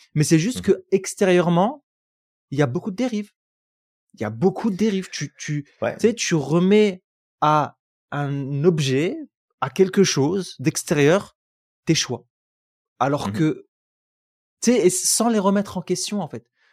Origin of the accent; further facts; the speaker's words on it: France; now in United States; vous venez de France